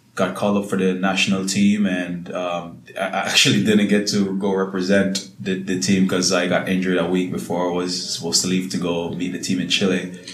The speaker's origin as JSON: {"language": "English", "town": "Salt Spring", "region": "Hanover", "country": "Jamaica", "said": "I'm from a small town called Salt Spring in Hanover"}